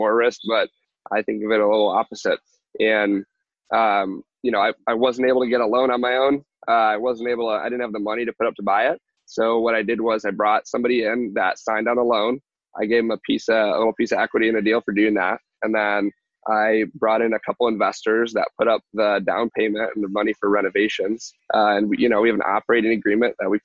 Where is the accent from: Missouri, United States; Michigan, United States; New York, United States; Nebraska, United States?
Michigan, United States; moved away as an adult; now in Texas, United States; in Michigan where I grew up